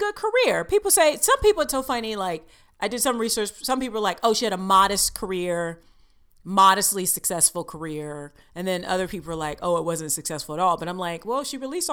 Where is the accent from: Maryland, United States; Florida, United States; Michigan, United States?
Florida, United States; now in New York, United States; I'm from Florida, and I have to say, growing up in Florida